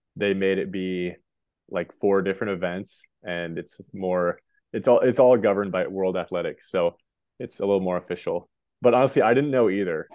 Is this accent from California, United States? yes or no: no; Montana, United States; also born or lived in Boulder, Colorado; I grew up in Montana, went to school in Boulder for those five years, and then I actually moved back to my hometown